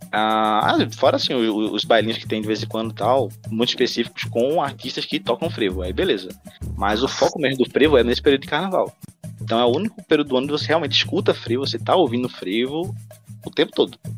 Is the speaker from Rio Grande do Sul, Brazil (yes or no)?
no; Recife, Pernambuco, Brazil